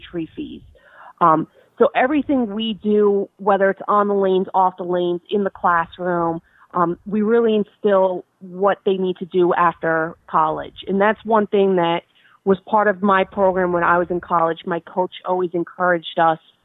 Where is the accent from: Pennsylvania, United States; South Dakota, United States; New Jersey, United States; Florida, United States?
New Jersey, United States; I did a lot out of New Jersey just because that's my home state